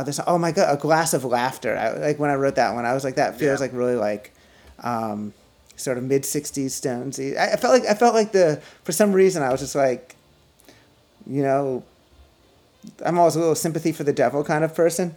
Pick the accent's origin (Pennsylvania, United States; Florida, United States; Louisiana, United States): Pennsylvania, United States; Philadelphia; moved away; also born or lived in New York / Princeton; I grew up in Philly